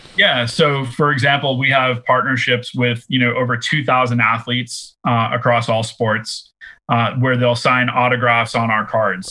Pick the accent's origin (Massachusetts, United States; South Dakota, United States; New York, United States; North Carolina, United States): Massachusetts, United States; Boston; I'm from Boston